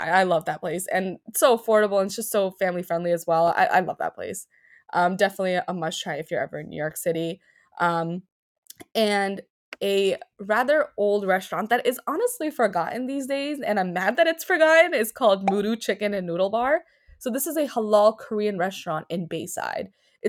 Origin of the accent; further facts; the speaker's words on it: Pakistan; Every time I go, they ask me where I'm from. And I'm like, yeah, I'm from Pakistan.